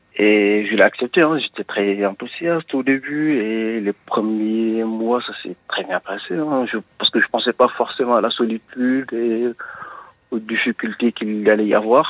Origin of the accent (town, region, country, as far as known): Senegal; also born or lived in Brittany; now in France